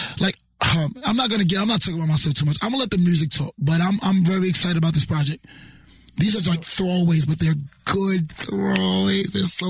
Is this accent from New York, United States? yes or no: yes; New York City, New York, United States; People don't think I'm from East New York because of the way I dress.